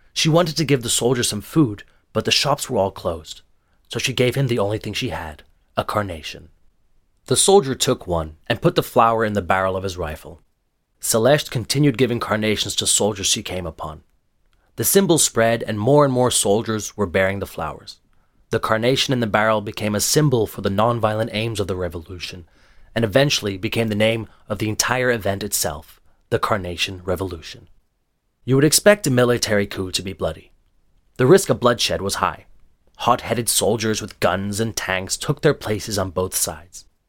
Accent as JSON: {"language": "English", "region": "Lisbon", "country": "Portugal", "tie": "born or raised there", "said": "I was born in a free and democratic Lisbon"}